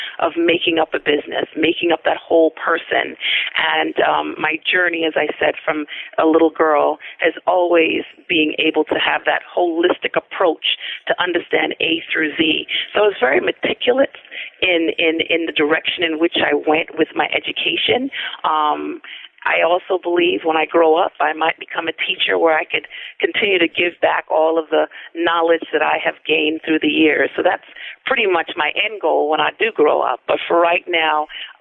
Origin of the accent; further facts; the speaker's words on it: New York City, New York, United States; also born or lived in Albany, New York; I actually grew up in Brooklyn, New York